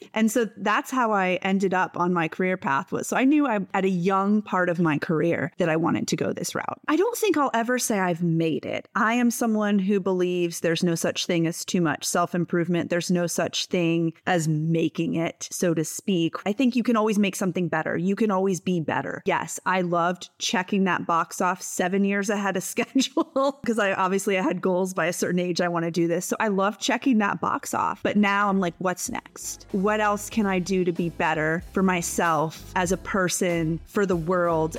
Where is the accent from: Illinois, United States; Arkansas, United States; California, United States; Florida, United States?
Florida, United States; Stuart; raised in Stuart, Florida. It is a small, beachy town on the east coast of Florida